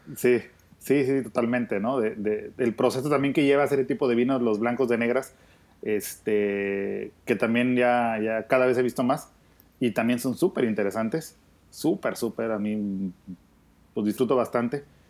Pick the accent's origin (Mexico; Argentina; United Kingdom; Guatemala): Mexico; Así como somos los mexicanos